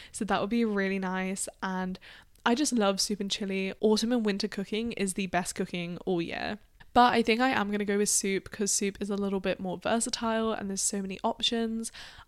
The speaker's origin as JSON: {"language": "English", "country": "Australia", "lives_now": "United Kingdom", "said": "Now, I'm from Australia in the UK, so we don't really celebrate Thanksgiving."}